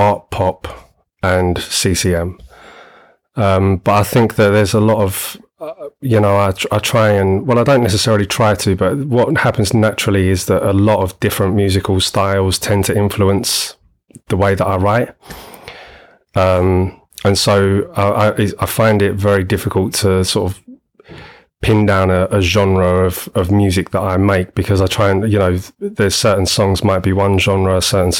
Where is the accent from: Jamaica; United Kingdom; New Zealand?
United Kingdom; London; moved away as an adult; now in Oxfordshire, United Kingdom; I'm originally from London. Well, grew up in Greater London pretty much all my life.